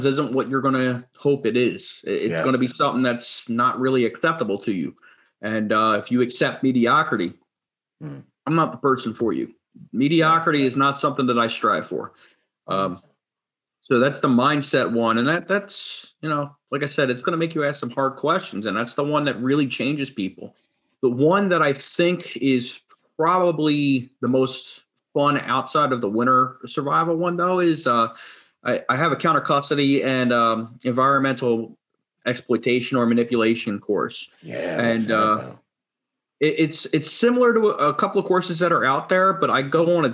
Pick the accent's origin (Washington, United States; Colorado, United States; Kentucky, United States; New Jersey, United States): New Jersey, United States; I grew up in South Jersey